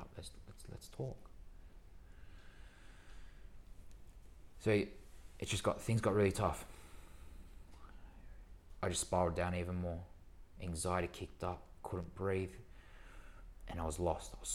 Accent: Sydney, New South Wales, Australia; I was born and raised in Sydney

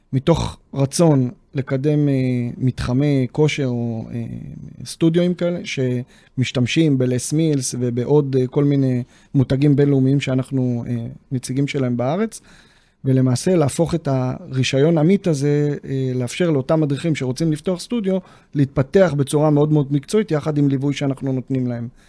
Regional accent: Neve Monosson, Central District, Israel; ביישוב נווה מונוסון, איפה שגדלתי

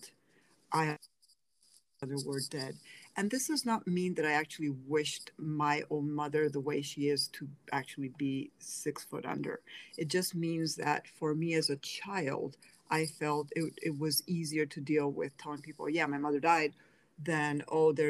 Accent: Spain; moved away as an adult; also born or lived in Pennsylvania, United States / Seville, Spain; now in United States; Was born in Spain, grew up in Pennsylvania, but after the separation, my sister and I ended up with my dad in Spain and with my grandmother, and she was the one who raised us.

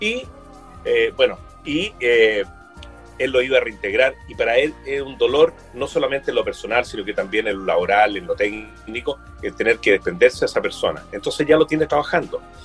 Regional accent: Quillota, Valparaíso, Chile; yo soy quillotán, ¿ya? Y, la verdad es que, bueno, he vivido, estudié aquí en Quillota, después en Valparaíso, pero quiero mucho mi tierra

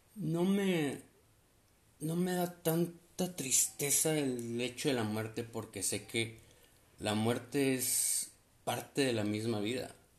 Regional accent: Sonora, Mexico; now in Tecate, Mexico; soy nacido allá en Sonora, pero radicó en Tecate, California

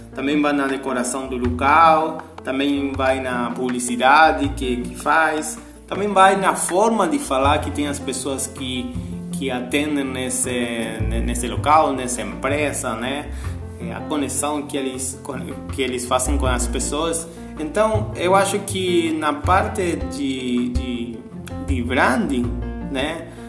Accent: Argentina; Portuguese is a second language; moved away as an adult; now in Imbituba, Brazil; sou argentino e estou morando aqui no Brasil faz cinco anos

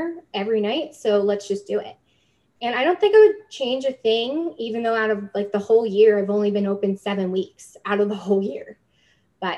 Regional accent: New Jersey, United States; moved away as an adult; also born or lived in New York City; now in Canada; I'm from New Jersey. So I found my way to Canada about 2 years ago. I immigrated at the young age of 25

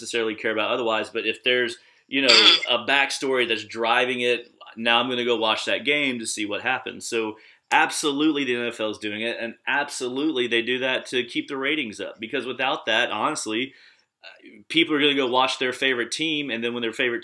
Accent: the South, United States; now in Los Angeles, United States; I'm from the South

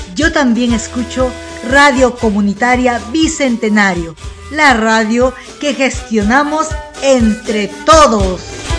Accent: La Guaira, Venezuela; moved away as an adult; soy de La Guaira, Venezuela

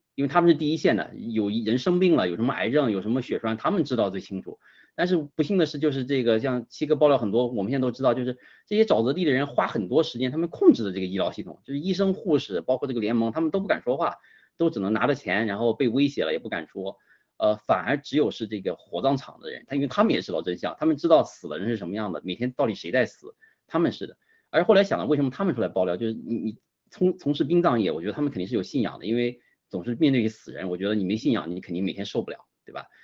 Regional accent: China; 我家乡那边儿啊，离，离，离反正山东徐州，呃，不近也，但是也不太远

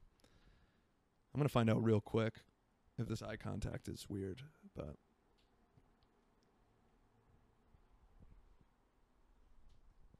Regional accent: Florida, United States; moved away; I'm from Florida and it gets hot and humid

